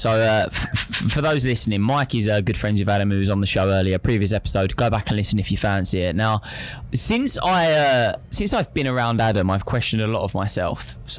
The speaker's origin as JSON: {"language": "English", "region": "London", "country": "United Kingdom", "said": "We're from London."}